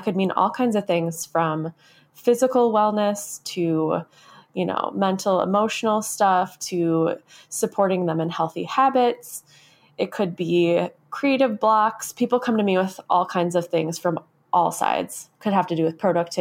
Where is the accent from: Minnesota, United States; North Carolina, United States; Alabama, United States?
Minnesota, United States; I grew up in the Midwest. I live in Minnesota. This is where I grew up.